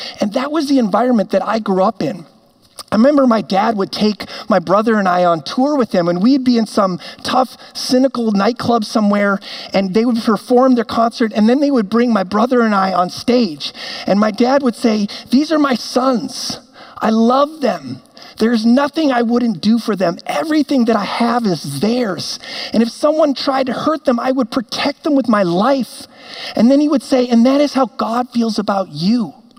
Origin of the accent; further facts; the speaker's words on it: Amsterdam, North Holland, Netherlands; now in Minnetonka, United States; because I was born and raised in Amsterdam. My parents were missionaries there, and they had a real heart to reach the young people of that city who would not walk into a church.